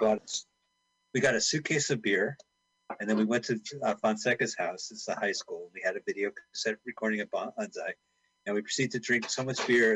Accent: Montclair, New Jersey, United States; We're from Montclair, New Jersey, and Montclair, New Jersey had a gigantic bowling alley at one point

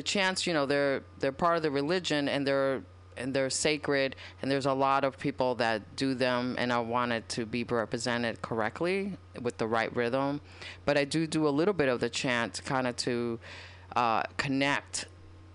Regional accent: New York City, New York, United States; I was growing up in Washington Heights in New York

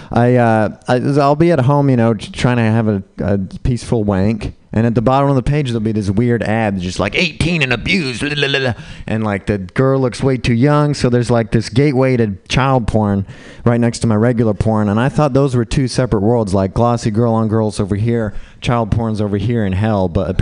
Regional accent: Utah, United States; I grew up in Utah, Mormon, white.

